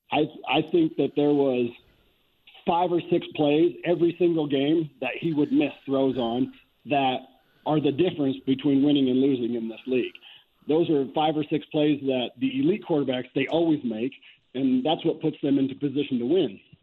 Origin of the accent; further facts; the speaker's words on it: Fort Morgan, Colorado, United States; growing up in Fort Morgan, I had this big big yard